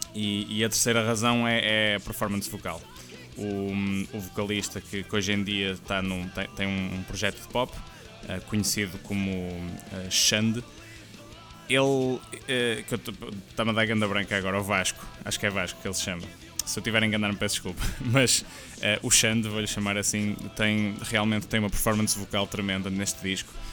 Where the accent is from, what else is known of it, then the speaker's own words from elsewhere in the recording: Portugal; sendo nós portugueses